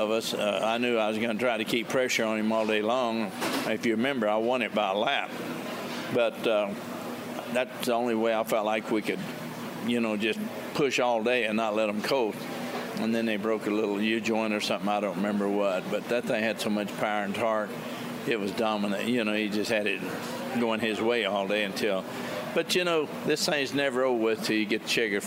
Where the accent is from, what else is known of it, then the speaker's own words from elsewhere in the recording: Texas, United States; I'm from Texas where you have steak and potatoes or a hamburger